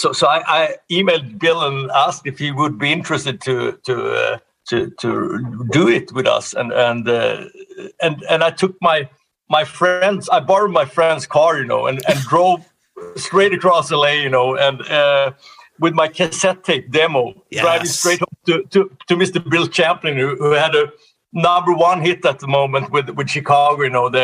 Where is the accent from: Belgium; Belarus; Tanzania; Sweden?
Sweden; English is a second language; Well, I was studying music in both in gymnasium and high school. We call it gymnasium. And then pre-college and everything. I did 4 years in Sweden of that.